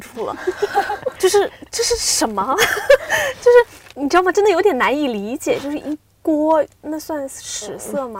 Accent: Xiamen, Fujian, China; now in Beijing, China; 我是一个厦门人

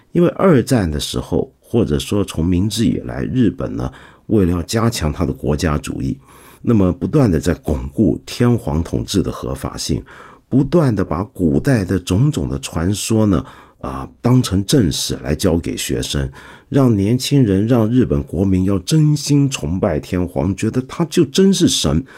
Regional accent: China; 我们中国人

